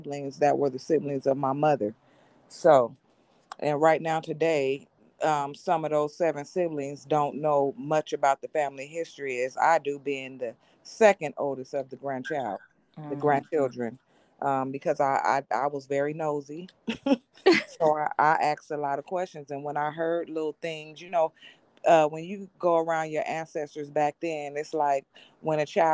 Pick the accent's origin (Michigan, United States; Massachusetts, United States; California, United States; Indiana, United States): California, United States; Monrovia; I am from California, born and raised in a city called Monrovia, California